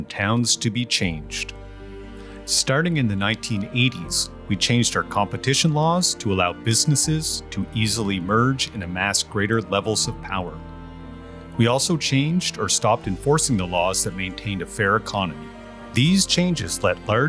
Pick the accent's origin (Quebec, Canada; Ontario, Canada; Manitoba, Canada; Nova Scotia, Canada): Nova Scotia, Canada; Amherst; moved away as an adult; I live in Amherst, Nova Scotia, a town of 10,000 people on the Nova Scotia-New Brunswick border. I also grew up here